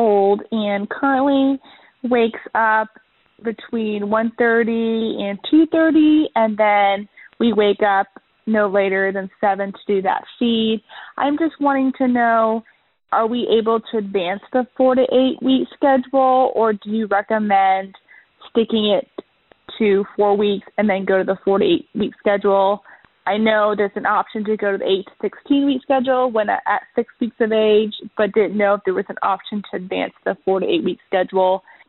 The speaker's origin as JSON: {"language": "English", "town": "Dallas", "region": "Texas", "country": "United States", "said": "I'm from Dallas, Texas."}